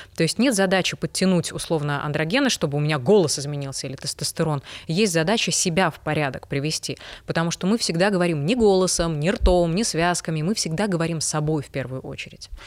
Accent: Belarus; moved away; я жила, росла и работала в Беларуси

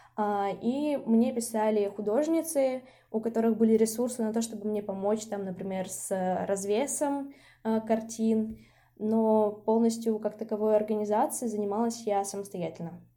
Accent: Izhevsk, Udmurtia, Russia; moved away as an adult; also born or lived in Saint Petersburg; now in Izhevsk, Russia; я родилась в Ижевске, это мой родной город

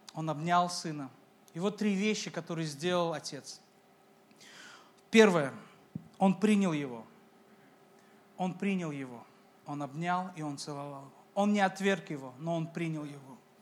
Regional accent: Uzbekistan; я из Узбекистана, я из корейской семьи

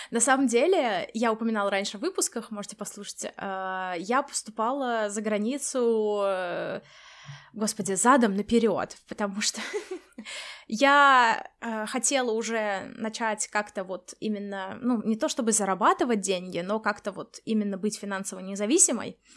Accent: Samara, Samara Oblast, Russia; moved away; Начнем мы с того, как мы переезжали из России, Даша из Москвы, я из Самары, какие у нас были ожидания

